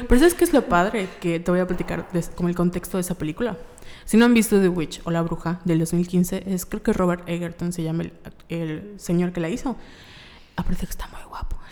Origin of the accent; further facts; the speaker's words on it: Yucatán, Mexico; Nosotros somos de Yucatán en, y México